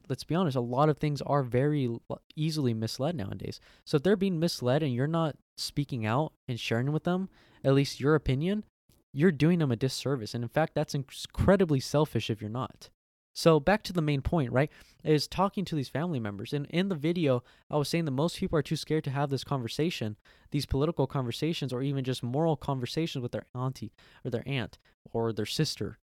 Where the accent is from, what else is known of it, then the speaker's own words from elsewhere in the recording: United States; I'm American